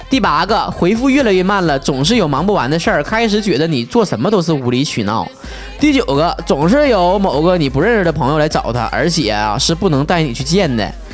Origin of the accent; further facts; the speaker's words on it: Northeast China, China; accent: Northeastern Mandarin; 我这东北话咋这样式儿呢？